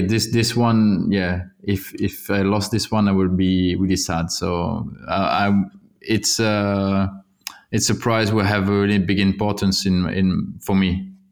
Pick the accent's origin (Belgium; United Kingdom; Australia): Belgium; Wallonia; English is a second language; also born or lived in Flanders; I'm from Wallonia